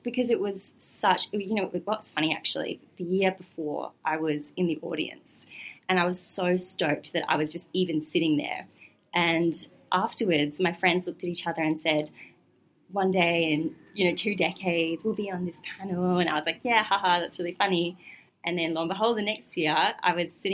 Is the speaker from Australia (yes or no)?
yes; Gold Coast, Queensland, Australia; now in Melbourne, Australia; I was growing up on the Gold Coast